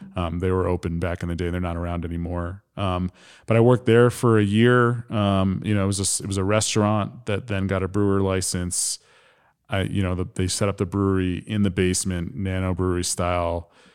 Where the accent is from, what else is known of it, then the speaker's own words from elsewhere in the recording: New Jersey, United States; moved away as an adult; now in Michigan, United States; born and raised in New Jersey, like twelve miles outside of New York City